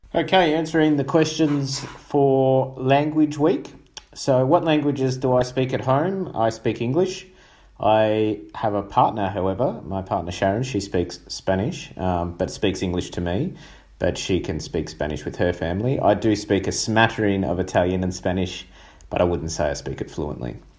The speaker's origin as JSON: {"language": "English", "country": "Australia", "said": "my home country is Australia"}